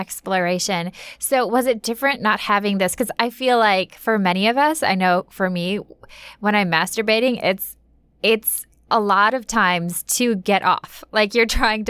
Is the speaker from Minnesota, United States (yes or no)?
yes; Minnesota, United States; growing up in Minnesota